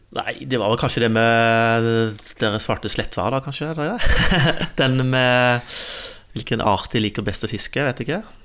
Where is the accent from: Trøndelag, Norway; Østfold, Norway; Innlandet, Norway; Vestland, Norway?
Innlandet, Norway; jeg er oppvokst i Innlandet delvis.